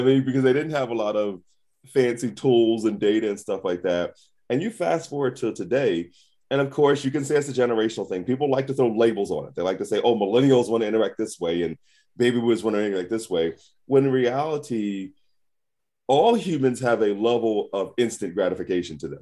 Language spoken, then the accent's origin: English; Philadelphia, Pennsylvania, United States; I'm, I'm from Philly. I'm, I'm from the hood